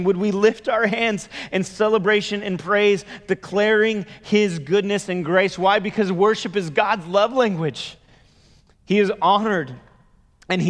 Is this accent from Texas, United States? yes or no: no; the Bay Area, California, United States; I grew up in the Bay Area.